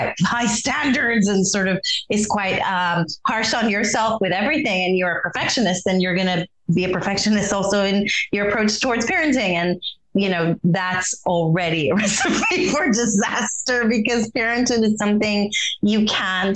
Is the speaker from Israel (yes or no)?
yes; Israel; moved away; growing up in Israel